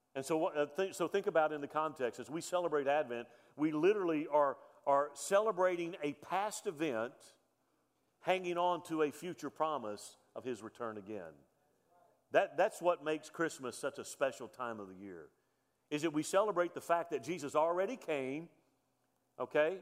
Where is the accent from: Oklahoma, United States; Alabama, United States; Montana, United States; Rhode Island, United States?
Alabama, United States; Mobile; I was born on November the 29th, 1965 in Mobile, Alabama